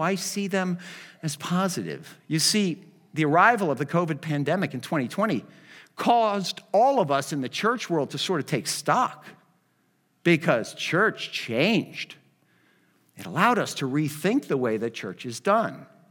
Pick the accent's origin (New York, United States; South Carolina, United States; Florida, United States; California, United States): Florida, United States; Miami; I'm from Miami